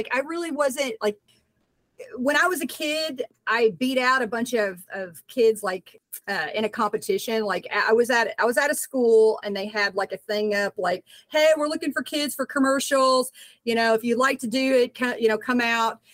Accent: Nashville, Tennessee, United States; also born or lived in Miami, Florida; now in Los Angeles, United States; I was born there, but then I moved back to Nashville, Tennessee. So that's like my stomping grounds.

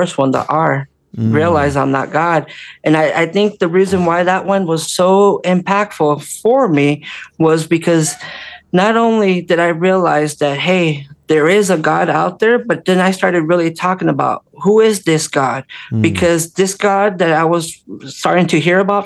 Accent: Orange County, California, United States; growing up in California, Orange County

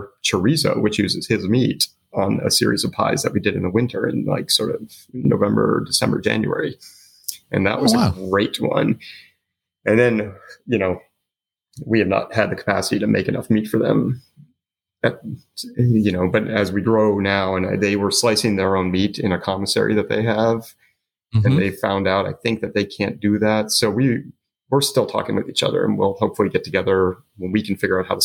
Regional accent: South Florida, United States; I grew up in South Florida

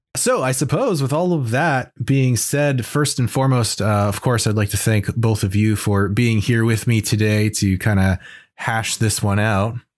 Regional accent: United States; as an American growing up in the early nineties

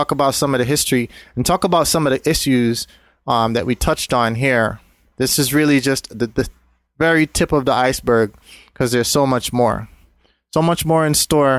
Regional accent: Jamaica; moved away; also born or lived in Brooklyn, New York; I grew up in Jamaica during the 80s.

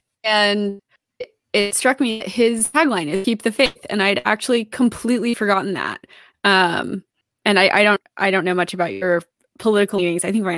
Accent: Texas, United States; I'm a Texan

